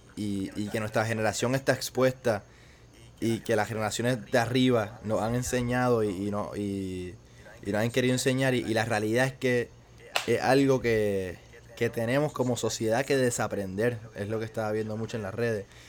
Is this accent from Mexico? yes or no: no; Puerto Rico; como puertorriqueños